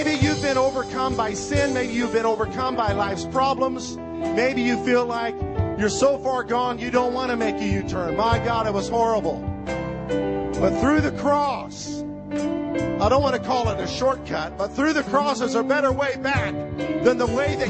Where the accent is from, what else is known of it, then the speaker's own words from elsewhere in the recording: Illinois, United States; I grew up in Illinois, you know, where north is north and south is south.